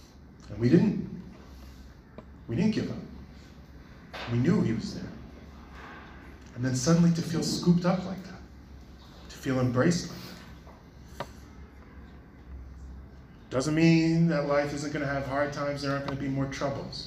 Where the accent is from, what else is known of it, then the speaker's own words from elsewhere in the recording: New York City, New York, United States; when I was a little kid, I grew up in Brooklyn, New York